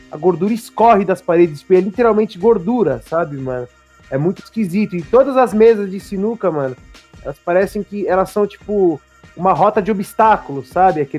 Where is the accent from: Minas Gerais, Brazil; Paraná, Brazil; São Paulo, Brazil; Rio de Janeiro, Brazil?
São Paulo, Brazil; Guarulhos; eu sou de Guarulhos, né? Para quem, pra quem não sabe, Guarulhos fica na Grande São Paulo.